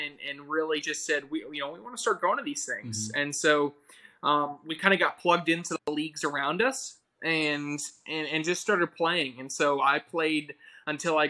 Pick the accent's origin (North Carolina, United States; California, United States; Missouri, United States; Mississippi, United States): North Carolina, United States; Charlotte; moved away as an adult; now in Rock Hill, United States; My parents moved me down to Charlotte, North Carolina. Okay, so that's where I went to middle and high school.